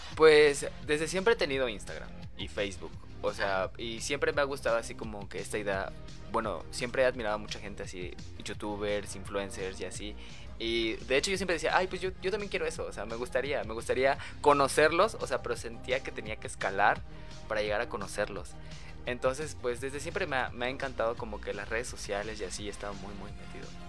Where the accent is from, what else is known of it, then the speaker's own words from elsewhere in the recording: Oaxaca, Mexico; moved away as an adult; also born or lived in Puebla; soy de Oaxaca y me mudé a Puebla, o sea, yo era foráneo